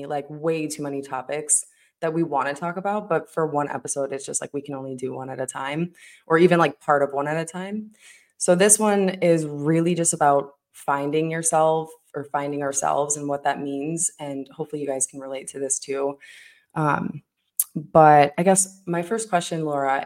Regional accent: Illinois, United States; moved away as an adult; also born or lived in Iowa / Colorado; now in Arizona, United States; I'm from Illinois

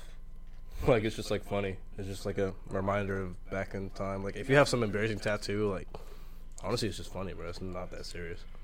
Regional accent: New York, United States; I grew up in Harlem

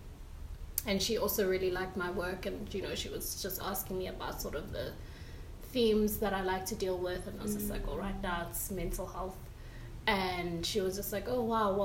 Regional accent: Pretoria, Gauteng, South Africa; I grew up in Pretoria

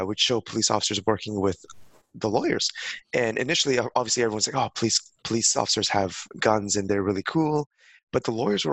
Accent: Mississauga, Ontario, Canada; moved away as an adult; also born or lived in Hong Kong / Toronto / Birmingham / London; now in Singapore; I'm originally from Hong Kong, born there, but I immigrated to Canada when I was 5 years old. So I'm actually from Mississauga, Ontario, raised there basically

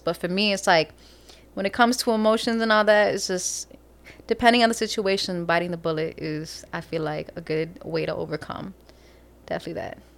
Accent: Chicago, Illinois, United States; we're from Chicago

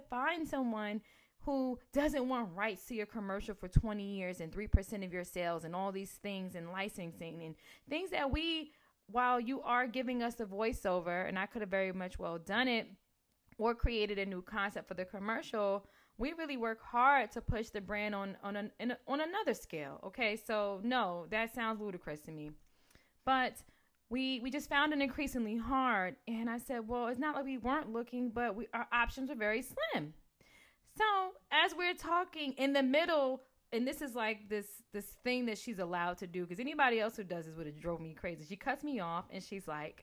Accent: New Jersey, United States; I'm from Jersey

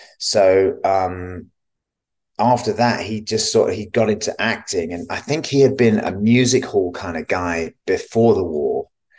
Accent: Kingston upon Thames, London, United Kingdom; now in New York City, United States; I was born in Kingston upon Thames, which is a suburb of London in the United Kingdom. And I am one of two children to Alan and Anne.

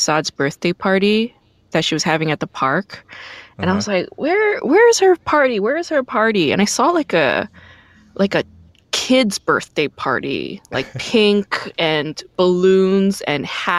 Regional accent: New York, United States; also born or lived in Korea / Brooklyn; I wasn't born in the States. I was born in Korea, and then I lived in Brooklyn, which is very diverse. And then my parents moved the family to like Rockland County, New York, which is the suburbs, and it's very white.

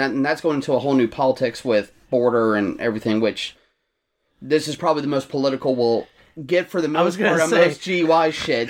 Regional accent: Chesterfield, Virginia, United States; And I grew up in Chesterfield, which obviously was nicknamed Arrested Field because the cops out there are dicks for the most part.

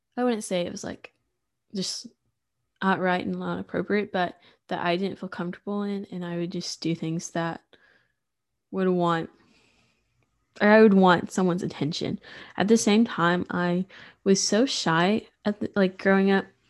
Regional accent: Sulphur Springs, Texas, United States; also born or lived in Waco

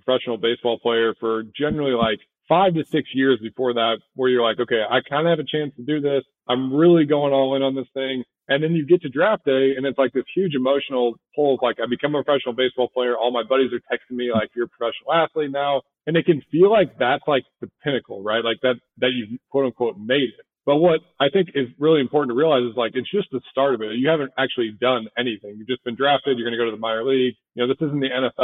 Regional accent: St. Louis, Missouri, United States; I'm from St. Louis, so I grew up a Cardinals fan

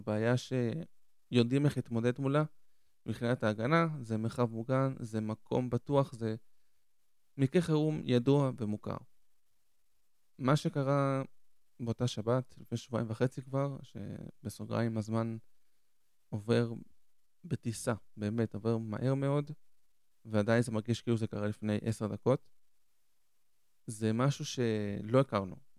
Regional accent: Ashdod, Southern District, Israel; also born or lived in Argentina; now in Ashkelon, Israel; אני במקור מארגנטינה, נולדתי בארגנטינה, עליתי עם הוריי בגיל חמש לארץ, ו... עלינו לעיר שקוראים לאשדוד, מניח שרובכם מכירים, והיינו שם 17 שנה, ועברנו לפני כמה שנים לאשקלון

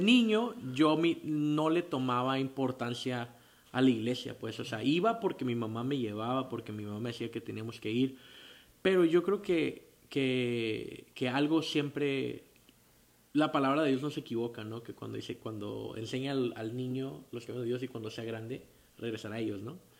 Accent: Tijuana, Baja California, Mexico; Yo soy aquí de Tijuana, Baja California. Nací en el 29 de diciembre de 1987

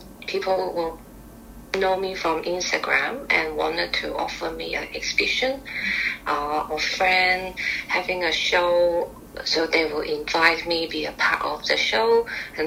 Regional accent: Guangzhou, Guangdong, China; English is a second language; moved away as an adult; now in Melbourne, Australia; I come from Guangzhou

